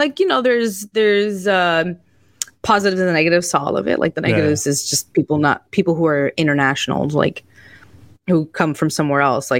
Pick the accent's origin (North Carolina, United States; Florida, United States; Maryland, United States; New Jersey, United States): Florida, United States; Miami; moved away; I'm first generation American. It's a different thing, and growing up in Miami is a whole different beast than like a good chunk of the US